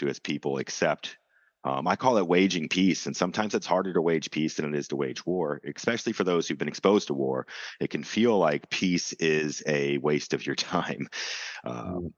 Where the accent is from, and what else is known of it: United States